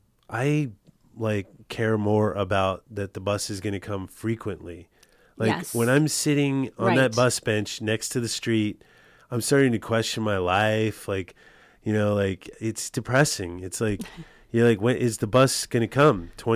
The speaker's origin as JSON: {"language": "English", "town": "Los Angeles", "region": "California", "country": "United States", "tie": "born or raised there", "said": "I mean, I grew up in L.A."}